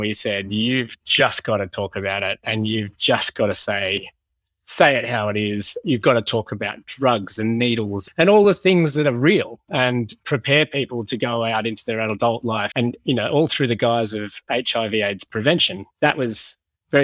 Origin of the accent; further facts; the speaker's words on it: Sydney, New South Wales, Australia; I grew up in Sydney